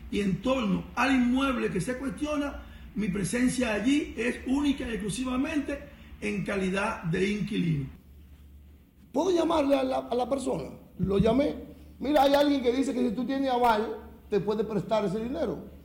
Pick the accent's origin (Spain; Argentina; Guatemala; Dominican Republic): Dominican Republic; Yo soy un hombre serio. Yo soy un dominicano serio.